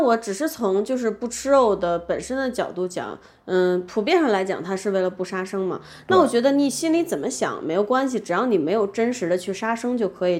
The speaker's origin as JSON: {"language": "Chinese", "region": "Beijing", "country": "China", "tie": "born or raised there", "moved": "yes", "said": "我们学校旁边刚好有一个教堂哎。是北京很有名的一个天主教堂"}